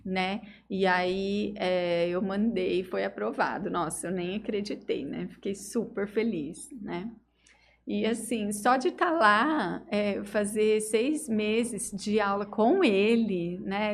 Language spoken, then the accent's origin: Portuguese; Estrela d'Oeste, São Paulo, Brazil; moved away as an adult; now in Jales, Brazil; Eu vim de Estrela do Oeste